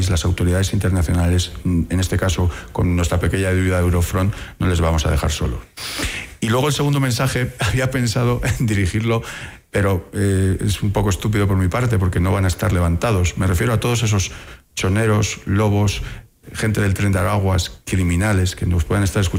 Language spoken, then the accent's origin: Spanish; Ecuador; eh, como ecuatoriano, de pensar que todas mis autoridades, de fuerzas y cuerpos de seguridad, de inteligencia, trabajan para buscar